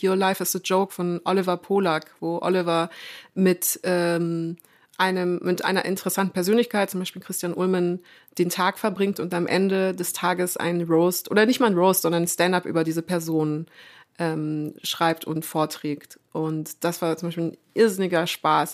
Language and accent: German; Munich, Bavaria, Germany; also born or lived in France; Und ich bin gebürtige Münchnerin